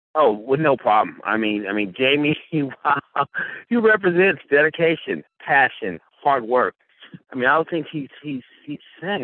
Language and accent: English; Los Angeles, California, United States; I grew up in Los Angeles